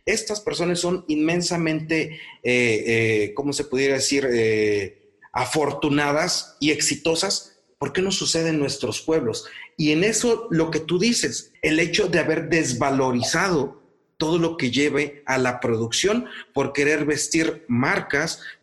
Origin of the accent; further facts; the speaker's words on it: Morelos, Mexico; en el caso de Morelos, en el caso, en el pueblo donde yo nací